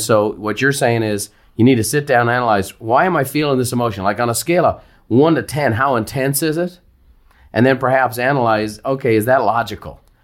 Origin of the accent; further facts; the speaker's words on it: Ireland; growing up in Ireland